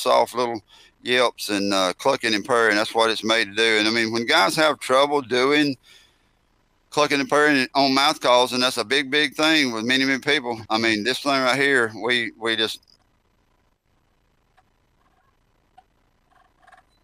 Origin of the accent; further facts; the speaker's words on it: Heflin, Alabama, United States; I grew up in Alabama